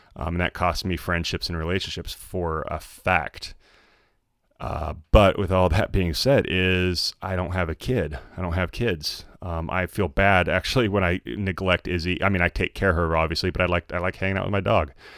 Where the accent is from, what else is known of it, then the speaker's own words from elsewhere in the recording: Idaho, United States; I was born in Idaho, where I wouldn't or I, wa, I was, like, spent most of my, like, col-, or, uh, co, uh, school days in Idaho.